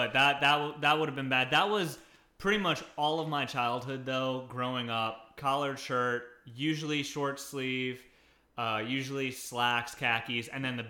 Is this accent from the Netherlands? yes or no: no; Guam; born or raised there; moved away